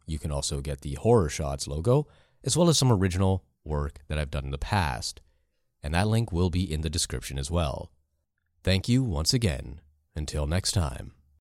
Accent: Canada; accent: Canadian

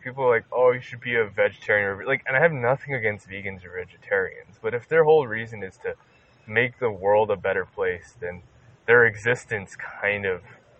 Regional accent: South Korea; English is a second language; I'm from Korea.

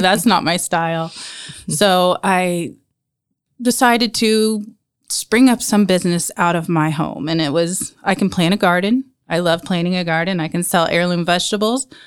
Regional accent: Marion, Indiana, United States; also born or lived in Warsaw, Indiana; born in Indianapolis, but I was raised in Marion

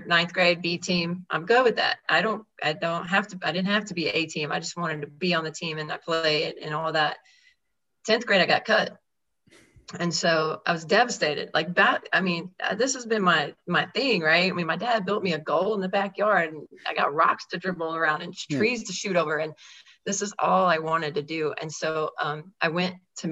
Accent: Georgetown, Texas, United States; I grew up in Georgetown, Texas

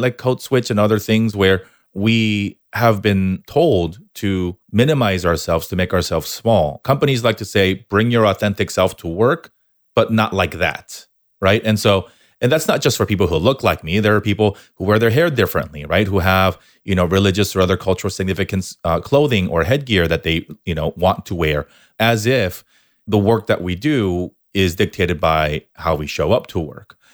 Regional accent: Southern California, United States; also born or lived in Korea / New York; I was born in Korea, moved, moved to the States when I was eight, spent a little bit of time here in Southern California, then off to New York back here for college

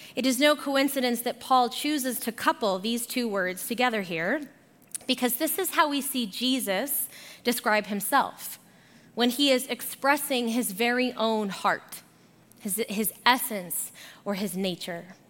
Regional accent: Arizona, United States; moved away as an adult; also born or lived in Boulder, Colorado; now in Colorado, United States; So, I am originally from Arizona, and I moved here for my undergrad at CU Boulder.

